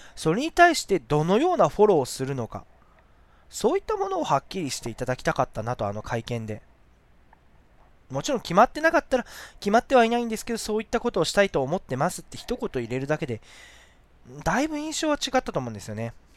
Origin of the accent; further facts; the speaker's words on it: Shizuoka, Japan; 僕、清水、その静岡市清水区出身なんで